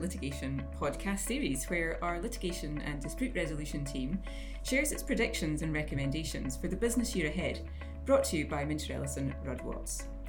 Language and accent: English; Scot, Scotland, United Kingdom; now in Auckland, New Zealand; as a Scot